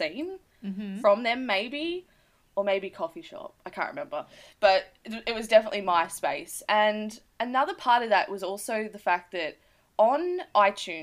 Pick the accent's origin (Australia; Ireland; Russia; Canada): Australia; we're listening from Australia